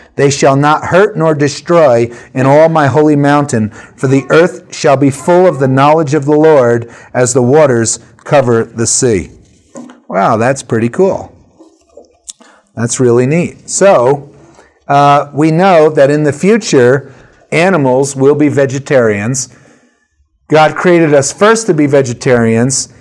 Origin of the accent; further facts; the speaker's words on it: Prospect Park, New Jersey, United States; I grew up in Prospect Park, New Jersey